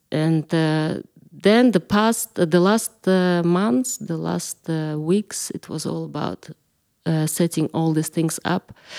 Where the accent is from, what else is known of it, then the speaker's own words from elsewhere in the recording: Kalmykia, Russia; moved away as an adult; also born or lived in London / Italy; now in Berlin, Germany; I'm coming from Kalmykija originally, and I lived there till I was twenty-four